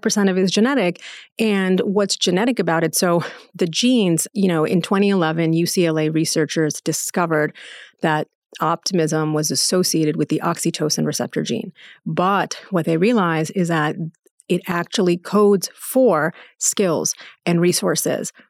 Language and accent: English; United States; I was born and raised in the United States